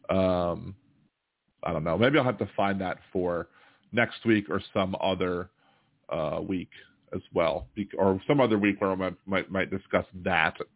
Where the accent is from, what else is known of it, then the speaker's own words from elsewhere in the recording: Ohio, United States; moved away as an adult; now in California, United States; I'm from Ohio, uh, but lived in California for 40 years